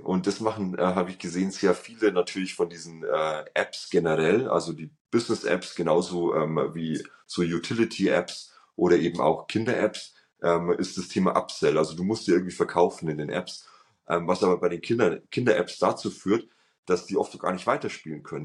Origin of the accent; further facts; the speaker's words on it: Germany; als ähm, Deutscher